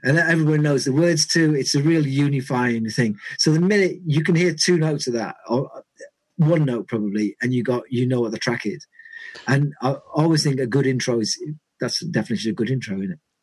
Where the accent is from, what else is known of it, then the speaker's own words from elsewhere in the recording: Carlisle, North West England, United Kingdom; where I grew up was in in Carlisle